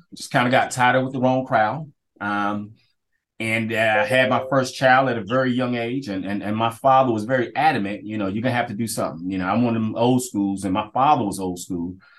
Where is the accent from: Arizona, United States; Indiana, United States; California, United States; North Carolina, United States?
North Carolina, United States; Kinston; I, get the privilege of being able to work where I grew up